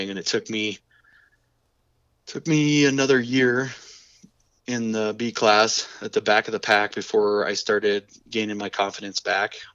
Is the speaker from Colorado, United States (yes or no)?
yes; Colorado, United States; my dad has always been into drag racing, and I grew up around Bandimere Speedway and and uh, going to the drag races and stuff.